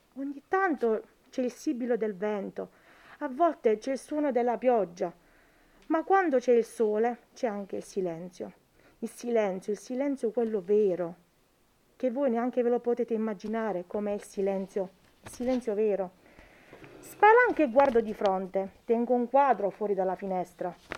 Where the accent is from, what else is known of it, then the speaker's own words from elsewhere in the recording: Matera, Basilicata, Italy; moved away as an adult; also born or lived in Milan; now in Cirigliano, Italy; io sono nata a Milano, ma quando ero piccola ci siamo trasferiti a Matera.